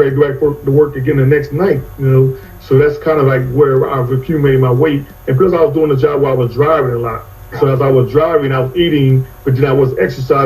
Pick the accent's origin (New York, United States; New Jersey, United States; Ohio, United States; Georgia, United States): New Jersey, United States; moved away as an adult; also born or lived in Charlotte, North Carolina; now in Phoenix, United States; I grew up in New Jersey.